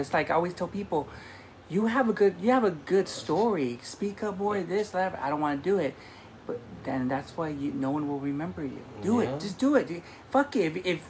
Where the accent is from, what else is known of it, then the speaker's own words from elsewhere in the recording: Wilmington, California, United States; We're from Wilmington, California.